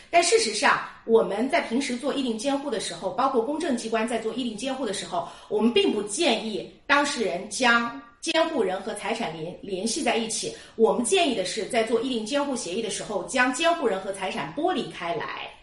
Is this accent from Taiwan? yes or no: no; China; 我们中国人